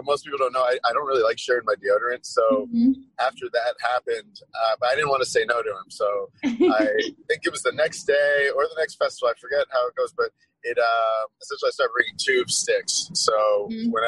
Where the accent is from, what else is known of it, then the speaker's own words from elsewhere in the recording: Boston, Massachusetts, United States; I'm from Boston. I'm born and raised